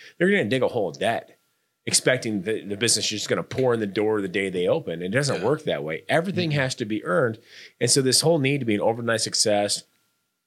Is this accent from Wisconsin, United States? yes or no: no; Norfolk, Nebraska, United States; Chad and I grew up in Norfolk, Nebraska